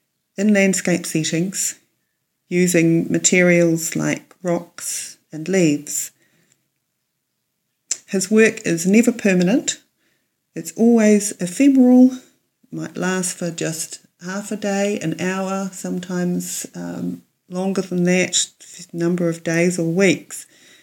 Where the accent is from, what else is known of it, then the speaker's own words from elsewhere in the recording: Wellington, New Zealand; from Karori in Wellington.